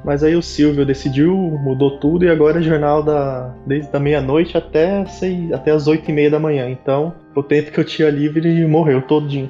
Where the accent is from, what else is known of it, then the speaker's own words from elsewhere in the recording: São Paulo, Brazil; Eu sou de São Paulo